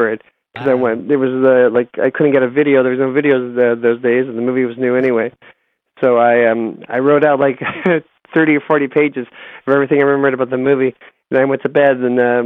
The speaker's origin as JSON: {"language": "English", "town": "Toronto", "region": "Ontario", "country": "Canada", "tie": "born or raised there", "said": "I grew up in Toronto"}